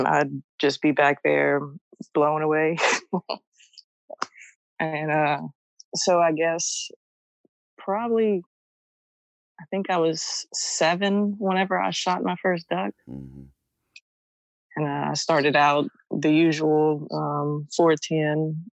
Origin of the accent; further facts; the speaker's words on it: Louisiana, United States; Oh, well, I was born and raised in Vermilion Parish, Louisiana, which is South Louisiana, and was lucky to be born into a family of duck hunters.